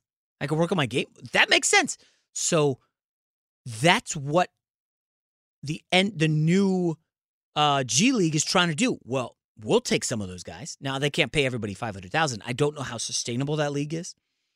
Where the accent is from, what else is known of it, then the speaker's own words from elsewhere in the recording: Virginia, United States; Patrick Ewing and Georgetown were a huge deal where I grew up in Northern Virginia.